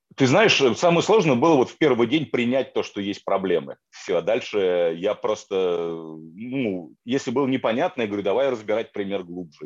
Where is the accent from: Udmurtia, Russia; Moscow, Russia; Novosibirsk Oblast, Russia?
Moscow, Russia; moved away; я из Москвы, да, то есть я в большом городе вырос